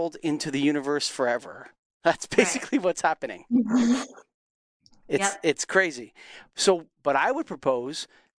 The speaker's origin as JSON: {"language": "English", "country": "Canada", "tie": "born or raised there", "said": "as a Canadian that grew up in going to the wilderness all the time"}